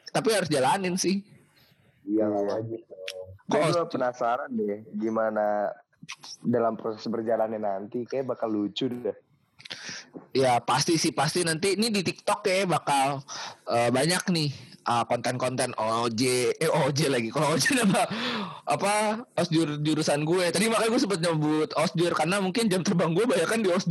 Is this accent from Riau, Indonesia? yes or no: no; Bogor, West Java, Indonesia; gue dari Bogor.